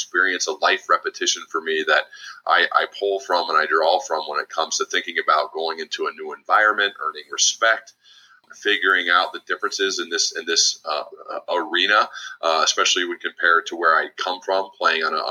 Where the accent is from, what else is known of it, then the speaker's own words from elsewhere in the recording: Ohio, United States; moved away as an adult; also born or lived in Birmingham, Alabama; I'd lived in Ohio my whole life